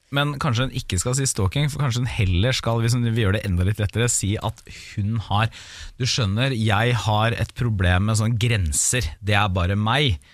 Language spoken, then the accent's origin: Norwegian; Porsgrunn, Vestfold og Telemark, Norway; moved away; hjemme i Porsgrunn i jula